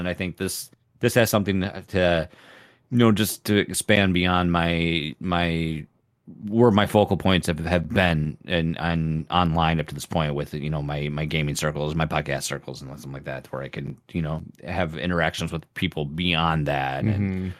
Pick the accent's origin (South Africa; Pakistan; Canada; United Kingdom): Canada; we're both Canadian, and we're like, sorry, I can't.